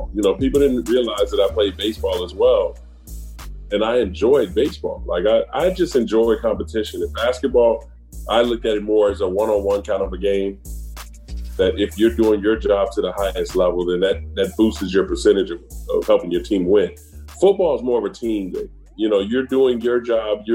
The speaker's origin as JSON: {"language": "English", "town": "Chicago", "region": "Illinois", "country": "United States", "tie": "born or raised there", "said": "growing up in Chicago"}